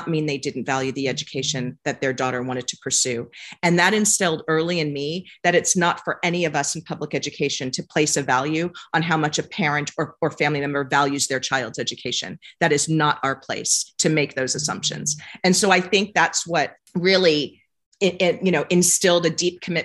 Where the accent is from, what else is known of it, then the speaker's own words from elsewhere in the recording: San Francisco, California, United States; I was born and raised in San Francisco